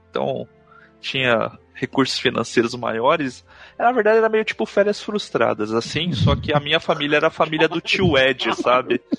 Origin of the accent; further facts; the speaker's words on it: Cuiabá, Mato Grosso, Brazil; born there; now in Curitiba, Brazil; eu nasci em Cuiabá, no Mato Grosso. Embora a minha parte da minha família seja do sul aqui do Brasil, que eu moro em Curitiba agora.